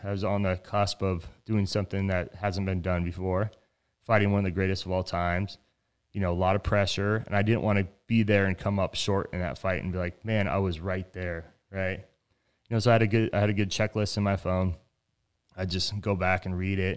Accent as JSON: {"language": "English", "town": "Reno", "region": "Nevada", "country": "United States", "also_born_or_lived": "Tempe, Arizona", "moved": "as an adult", "said": "I'm from Reno, Nevada"}